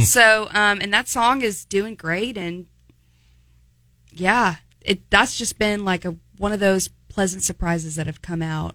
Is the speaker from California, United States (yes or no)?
no; Opelousas, Louisiana, United States; I'm from Opelousas